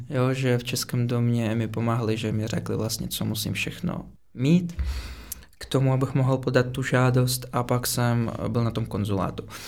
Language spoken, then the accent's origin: Czech; Moscow, Russia; Czech is a second language; moved away as an adult; also born or lived in Prague; now in Czech Republic; jsem z Moskvy. Víceméně jsem se tam narodil a do 18 let jsem tam žil.